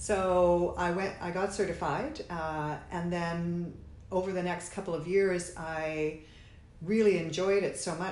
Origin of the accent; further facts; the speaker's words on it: Sudbury, Ontario, Canada; also born or lived in Toronto; Sudbury's my hometown. I moved away to Toronto as we do when we're young